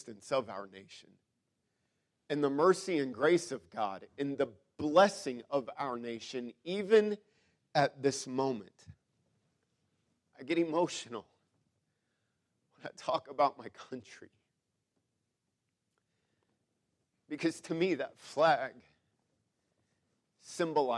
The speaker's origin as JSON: {"language": "English", "country": "United States", "said": "I am an American."}